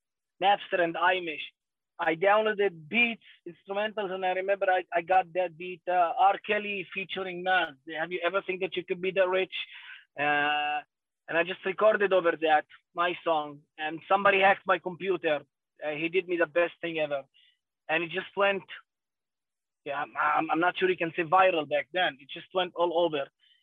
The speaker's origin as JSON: {"language": "English", "town": "Lod", "region": "Central District", "country": "Israel", "tie": "born or raised there", "said": "I was born in Lid. I was born in, people who doesn't know what Lid is. Lid is a Palestinian city, but now it's, after 1948, it's the majority is Jews. And we are now around 25% of the population."}